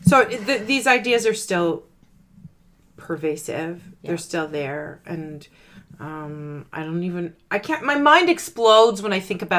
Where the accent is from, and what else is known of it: Canada